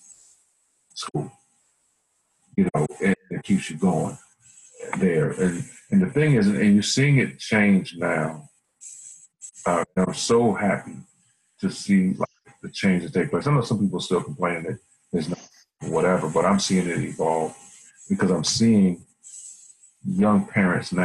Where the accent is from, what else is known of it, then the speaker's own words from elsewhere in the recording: Alexandria, Virginia, United States; I grew up in Alexandria